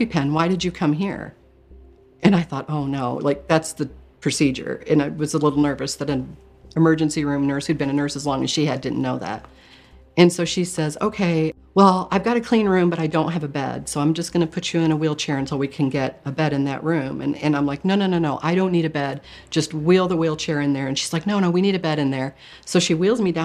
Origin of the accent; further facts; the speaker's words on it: Michigan, United States; I grew up in Michigan, and we were Catholic growing up